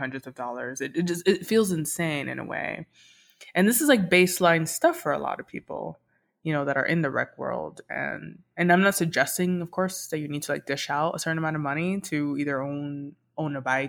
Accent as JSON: {"language": "English", "town": "Miami", "region": "Florida", "country": "United States", "tie": "born or raised there", "moved": "as an adult", "lives_now": "Denver, United States", "said": "Miami is and will always be home for me"}